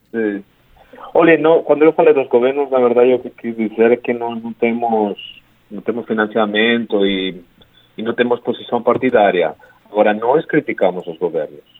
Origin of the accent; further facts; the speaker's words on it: Spain; Portuguese is a second language; moved away as an adult; also born or lived in United States; now in Brazil; eu sou espanhol